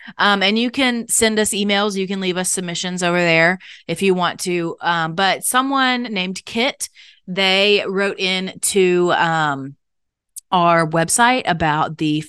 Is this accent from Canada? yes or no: yes; Canada; My mother is African American and of a slave trade brought line, and I was born and raised in Canada.